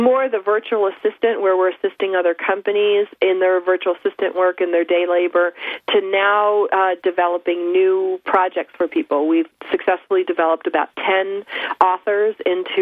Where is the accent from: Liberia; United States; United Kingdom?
United States; Buffalo, New York; now in Southern California, United States; I was raised in Buffalo.